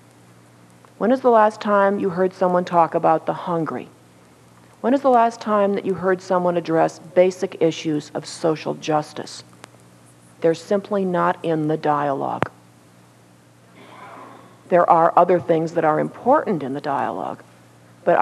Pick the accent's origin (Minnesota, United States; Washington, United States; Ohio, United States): Minnesota, United States; moved away; Being born and raised in Minnesota